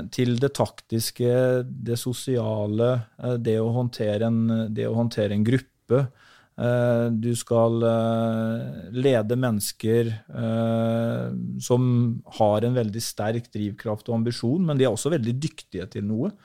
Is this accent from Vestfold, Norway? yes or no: no; Halden, Østfold, Norway; also born or lived in Sarpsborg; så dro jeg hjem til hjembyen min Halden